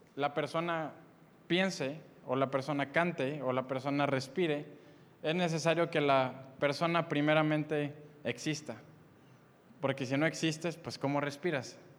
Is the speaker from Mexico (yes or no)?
yes; Monterrey, Nuevo León, Mexico; nací en Monterrey, Nuevo León